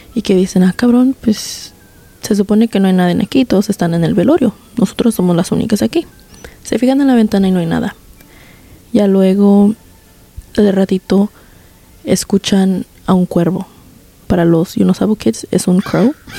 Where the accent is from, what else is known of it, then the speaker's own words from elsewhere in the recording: Guanajuato, Mexico; yo soy de Guanajuato, México